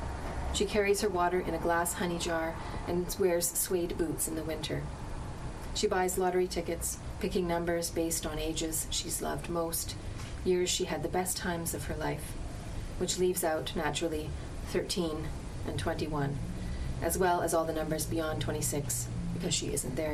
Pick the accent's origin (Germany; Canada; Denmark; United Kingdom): Canada; Lanark, Ontario; now in Victoria, Canada; I grew up in Lanark County, Lanark Village, not too far from here.